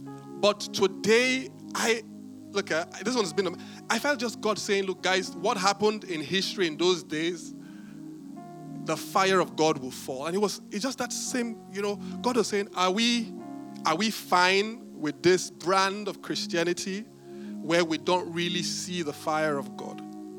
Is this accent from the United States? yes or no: no; Benin; When I was growing up, I grew up in Benin